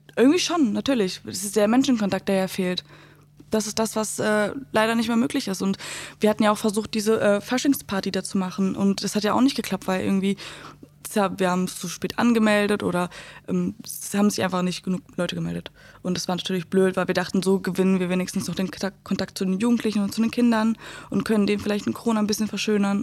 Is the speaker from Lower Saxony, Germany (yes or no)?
yes; Gifhorn, Lower Saxony, Germany; moved away; ich war ähm, aus Gifhorn die Einzige, die da war